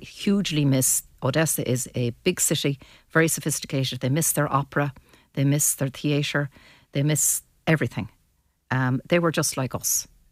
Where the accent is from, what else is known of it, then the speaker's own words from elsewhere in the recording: Mayo, Connacht, Ireland; now in Sligo, Ireland; And I'm not from Sligo, I'm from Mayo.